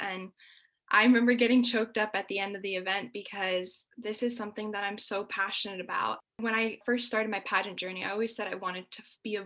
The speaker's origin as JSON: {"language": "English", "country": "United States", "tie": "born or raised there", "said": "since I am the daughter of immigrants, you know, my parents sacrificed so much to give me opportunities that I have because I was born here."}